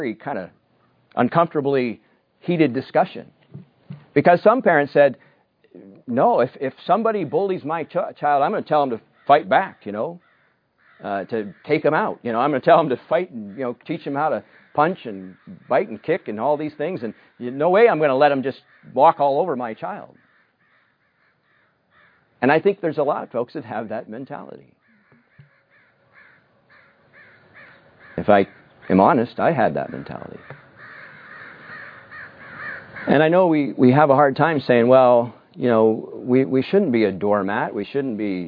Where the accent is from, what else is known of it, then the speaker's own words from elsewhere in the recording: United States; moved away; I grew up in the United States